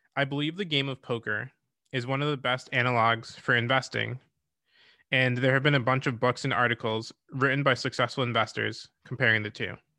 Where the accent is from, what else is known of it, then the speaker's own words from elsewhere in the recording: Rochester, New York, United States; I grew up in Rochester, New York